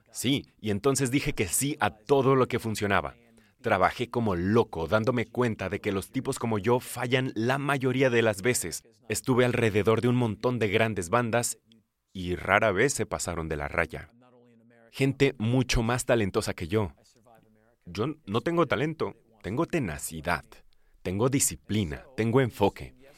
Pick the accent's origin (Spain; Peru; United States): United States; no solo soy estadounidense americano, soy un estadounidense americanista